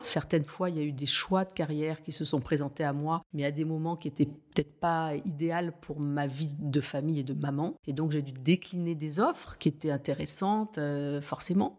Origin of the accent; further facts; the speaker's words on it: Nice, Provence-Alpes-Côte d'Azur, France; moved away as an adult; also born or lived in Paris; revenir m'installer à Nice, qui est ma ville natale